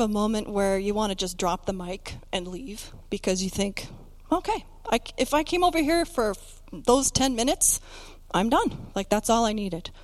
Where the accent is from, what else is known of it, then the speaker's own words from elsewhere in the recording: Canada; we're from Canada